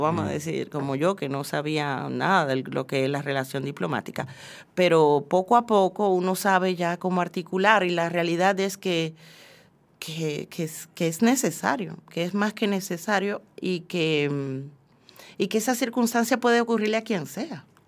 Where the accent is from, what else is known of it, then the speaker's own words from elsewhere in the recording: Dominican Republic; moved away; como mujer, como dominicana y como inmigrante